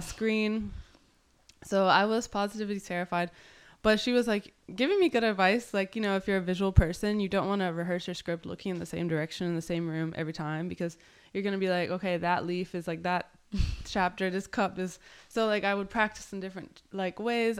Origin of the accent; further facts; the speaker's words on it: Lynchburg, Virginia, United States; moved away as an adult; also born or lived in Burlington, Vermont / El Salvador / Portland; now in Miami, United States; I was born in Burlington. I moved to Virginia in middle school